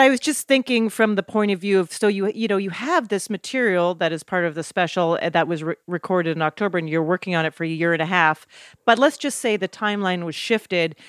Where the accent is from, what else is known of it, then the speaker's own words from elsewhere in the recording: Canada; moved away as an adult; also born or lived in New York; I was a comic from Canada trying to be part of a New York scene